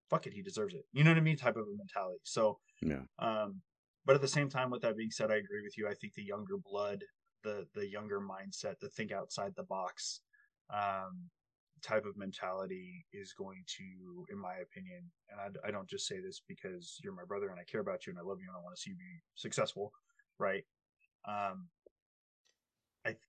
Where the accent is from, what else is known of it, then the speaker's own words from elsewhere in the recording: United States; we as Americans